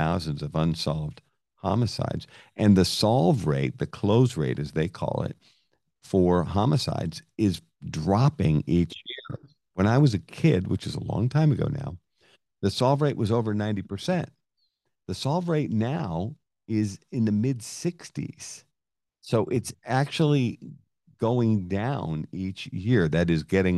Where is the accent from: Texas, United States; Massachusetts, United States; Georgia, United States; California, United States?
Massachusetts, United States; Lowell; now in Connecticut, United States; I'm from Lowell, Massachusetts, and the Merrimack runs right through the center